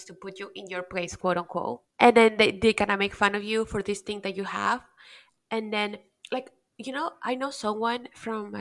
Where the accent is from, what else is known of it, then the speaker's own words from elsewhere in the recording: Peru; now in Miami, United States; growing up in Peru